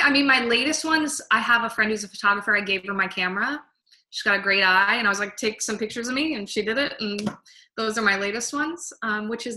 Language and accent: English; New Jersey, United States; also born or lived in Williamsport, Pennsylvania / New York City; I grew up in New Jersey, and then I went to school at Lycoming College in Williamsport, Pennsylvania